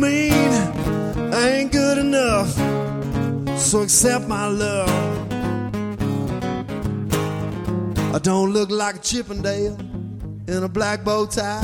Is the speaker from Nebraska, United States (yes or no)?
no; Tupelo, Mississippi, United States; I'm from Tupelo, Mississippi, the birthplace of ….